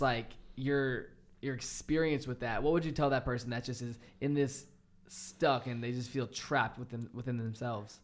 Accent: a small town in Virginia, United States; coming from a small town in Virginia

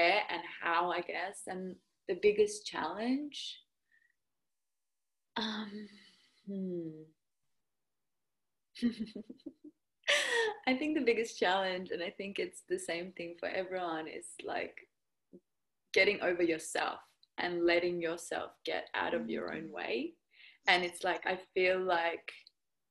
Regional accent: Perth, Western Australia, Australia; accent: Aussie; also born or lived in Russia; now in Perth, Australia; I grew up half and half. So I moved to Perth when I was 8.

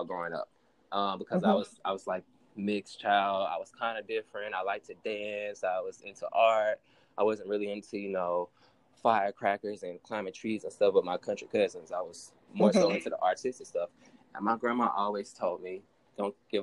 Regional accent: Pensacola, Florida, United States; also born or lived in Mobile, Alabama; I'm from down south. I was born in Mobile, Alabama, raised in Pensacola

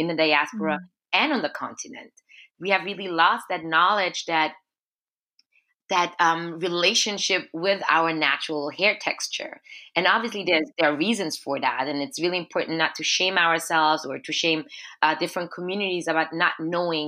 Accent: Austria; moved away as an adult; now in Montreal, Canada; So I grew up in Austria as a Black girl, as an Afro-Austrian girl

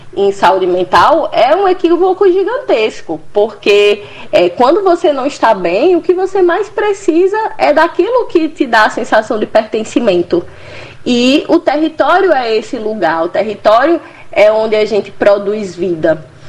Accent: Juazeiro do Norte, Ceará, Brazil; moved away as an adult; also born or lived in Rio de Janeiro; now in Recife, Brazil; eu sou cearense, natural de Juazeiro do Norte

